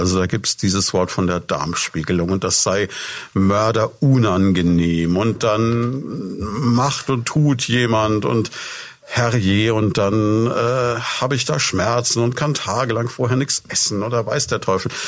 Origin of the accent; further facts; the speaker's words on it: Würzburg, Bavaria, Germany; ich bin selber auch Würzburger